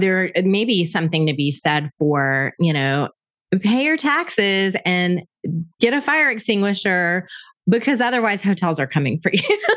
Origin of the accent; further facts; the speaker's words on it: Panama City, Florida, United States; my hometown of Panama City, Florida